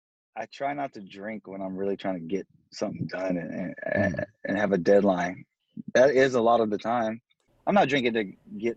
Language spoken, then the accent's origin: English; Seattle, Washington, United States; Because I'm from the West Coast, I can hear the West Coast influence.